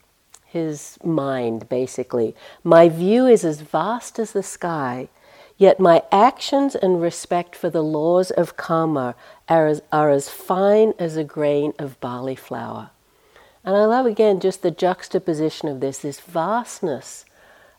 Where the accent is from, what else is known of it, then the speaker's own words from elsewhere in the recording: United States; accent: American; I have to use my American accent